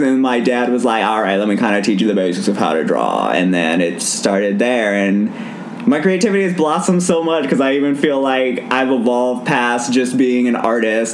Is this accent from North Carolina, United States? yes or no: yes; Durham, North Carolina, United States; also born or lived in Cary, North Carolina; in Durham, North Carolina, I popped out of my mother's vagina